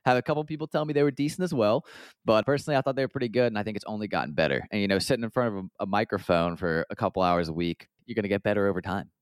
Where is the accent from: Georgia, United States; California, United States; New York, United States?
Georgia, United States; just outside of Atlanta; also born or lived in Columbia, South Carolina / London; I grew up just outside of Atlanta, about half an hour north of a town called Marietta